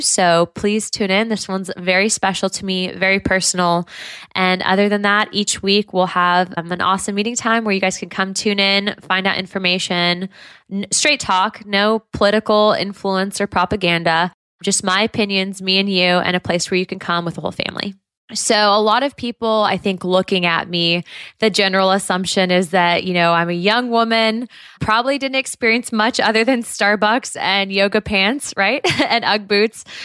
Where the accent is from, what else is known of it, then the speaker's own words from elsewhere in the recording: Southern California, United States; also born or lived in Santa Ana / Los Angeles; growing up in Southern California